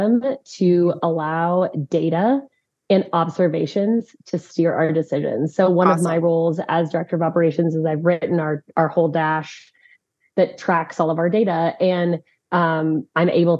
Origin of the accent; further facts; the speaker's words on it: Chicago, Illinois, United States; also born or lived in Colorado; now in Conroe, Texas, United States; I'm from the Midwest. Originally, I'm from Chicago